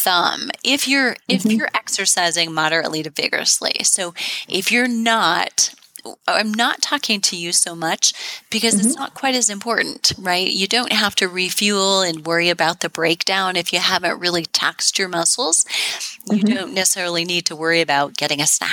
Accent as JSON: {"language": "English", "region": "Midwest", "country": "United States", "said": "I'm from the Midwest"}